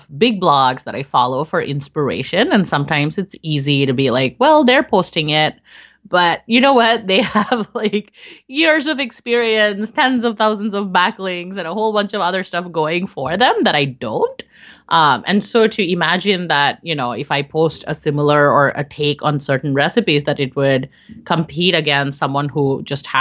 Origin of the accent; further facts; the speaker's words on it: India; I'm Indian